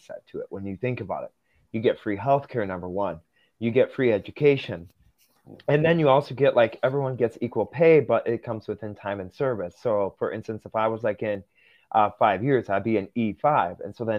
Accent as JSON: {"language": "English", "country": "Russia", "tie": "born there", "moved": "yes", "said": "So here's where I come from. So I was adopted from Russia back in 2006."}